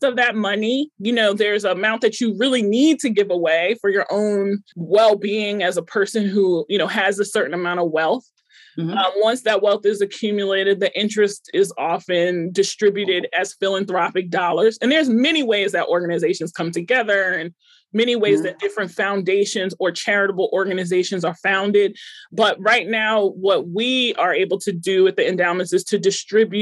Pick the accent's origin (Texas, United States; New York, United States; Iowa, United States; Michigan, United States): New York, United States; Long Island; moved away as an adult; now in Pittsburgh, United States; I'm from Long Island. I moved to Pittsburgh in 2010 to work at the August Wilson Center.